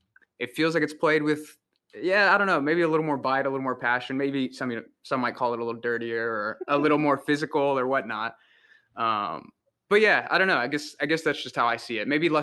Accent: San Antonio, Texas, United States; I'm from San Antonio, Texas. That's where I basically grew up, did all my schooling.

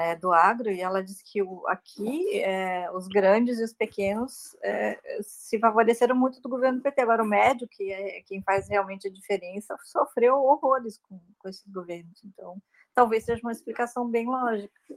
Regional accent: Santa Catarina, Brazil; now in Rio Grande do Sul, Brazil; venho de Santa Catarina, né, onde, tá, onde mora minha família e, e, moro no Rio Grande do Sul

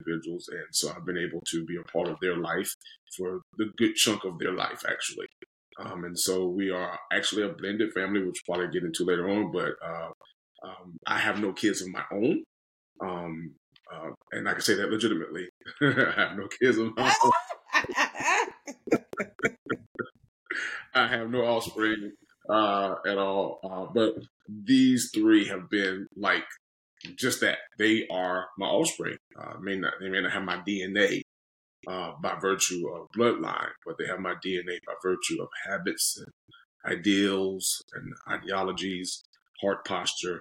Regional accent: Norfolk, Virginia, United States; also born or lived in Chesapeake, Virginia; now in Southern California, United States; I'm born and raised in Virginia, native of born in Norfolk, Virginia, and lived in cities called Chesapeake and Virginia Beach, Virginia

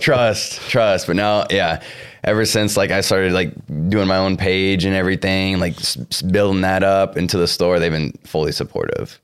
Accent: Cedar Rapids, Iowa, United States; I grew up in, uh, Cedar Rapids, Iowa.

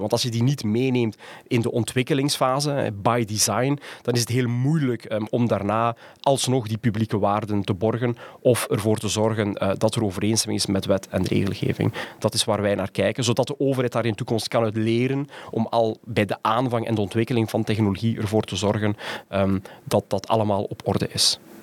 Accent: Ghent, Flanders, Belgium; moved away as an adult; also born or lived in Rotterdam / Tilburg / Utrecht; Ik kom uit Gent

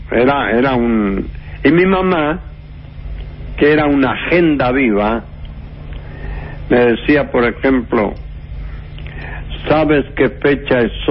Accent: Lanús, Buenos Aires Province, Argentina; moved away; Yo nací en, en partido en Lanús, partido de Avellaneda.

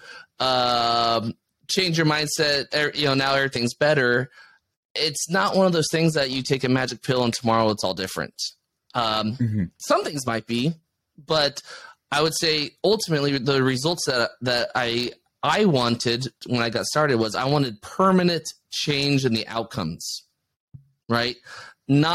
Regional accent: United States; as an American

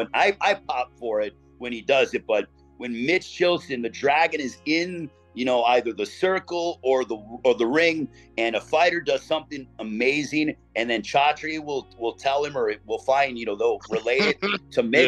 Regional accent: East Chicago, Indiana, United States; I am from East Chicago, the same hometown as Miguel Torres.

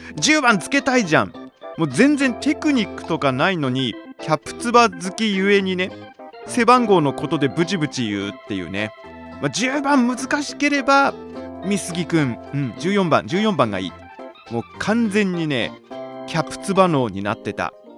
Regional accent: Chofu, Tokyo, Japan; 私の故郷東京調布市

